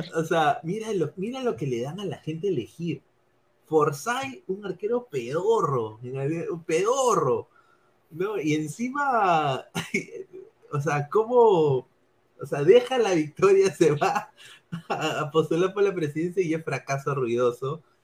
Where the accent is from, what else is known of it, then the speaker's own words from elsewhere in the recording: Lima, Peru; moved away; sí soy limeño